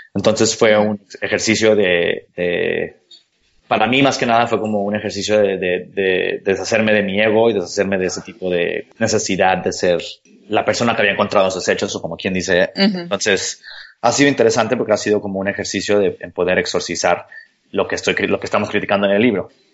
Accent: Mexico; yo soy mexicano arquitecto

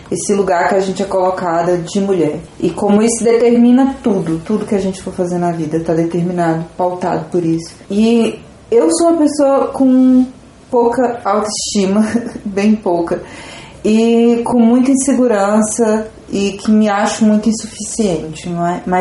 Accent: Vitória da Conquista, Bahia, Brazil; É, eu faço parte do coletivo Labres, sou aqui de Conquista também.

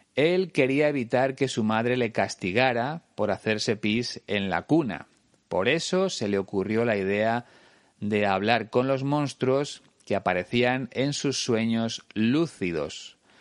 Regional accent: Spain

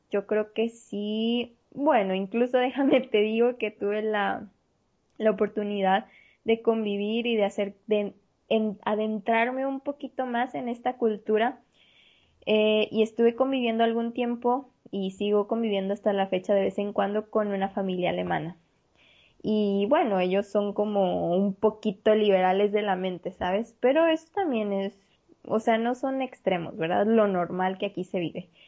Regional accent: Mexico; nosotros, como mexicanos, nuestros antepasados tenían la costumbre de lavarse

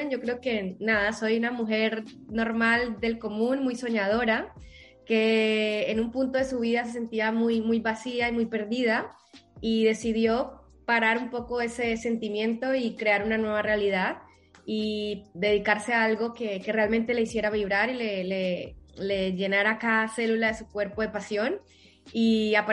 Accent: Colombia; now in Spain; Soy eso, soy colombiana, ¿vale? Soy madre y ahora pues vivo aquí en, España

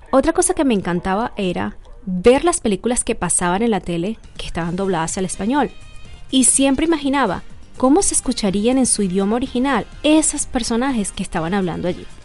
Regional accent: Barquisimeto, Lara, Venezuela; born there; Nací en Barquisimeto, Venezuela

